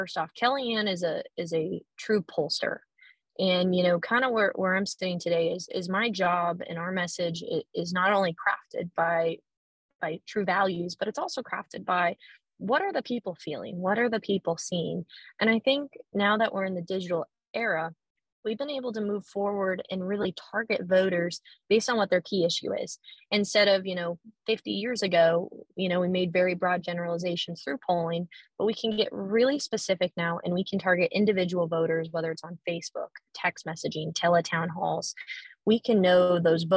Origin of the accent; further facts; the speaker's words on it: Harlan, Iowa, United States; moved away as an adult; also born or lived in Lincoln, Nebraska / Washington, D.C.; now in Syracuse, United States; I was born and raised in Harlan, Iowa